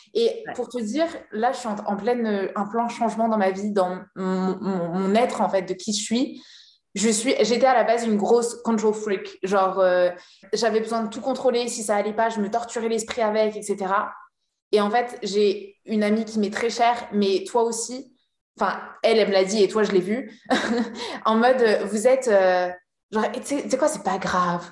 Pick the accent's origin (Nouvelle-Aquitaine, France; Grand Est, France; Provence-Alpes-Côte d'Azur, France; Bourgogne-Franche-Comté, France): Nouvelle-Aquitaine, France; La Rochelle; je suis de La Rochelle